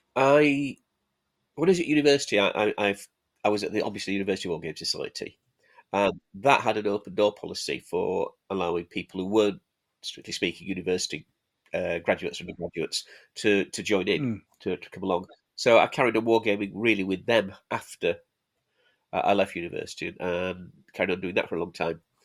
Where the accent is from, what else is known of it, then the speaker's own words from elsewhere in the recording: Halifax, Yorkshire and the Humber, United Kingdom; also born or lived in Sheffield; Born and bred there